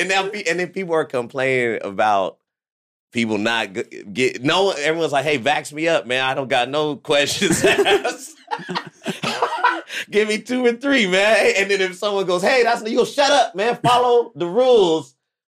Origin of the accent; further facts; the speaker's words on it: Fresno, California, United States; moved away as an adult; also born or lived in Los Angeles, United States; now in Vancouver, Canada; I'm from Fresno. But I went to college in L.A. I started all I did a lot of shit in L.A. Then I came to Vancouver.